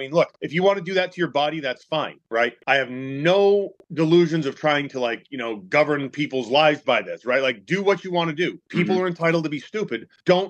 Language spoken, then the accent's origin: English; North Oxford, Massachusetts, United States; I grew up in North Oxford, which is a very small town south of Worcester